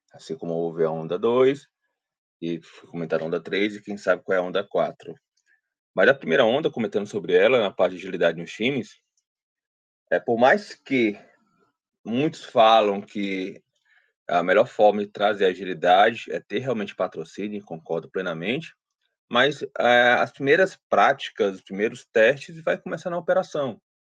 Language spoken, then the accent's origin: Portuguese; Ceará, Brazil; sou aqui do Ceará, né? então cearense